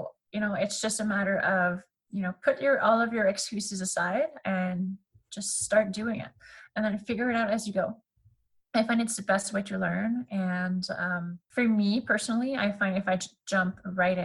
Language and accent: English; Canada; accent: French; first language French; English is a second language